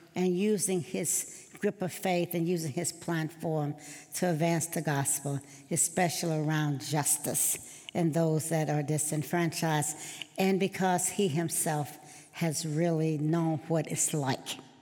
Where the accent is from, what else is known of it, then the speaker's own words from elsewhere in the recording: Mendenhall, Mississippi, United States; as a little girl growing up in Mississippi, born in Mendenhall, Mississippi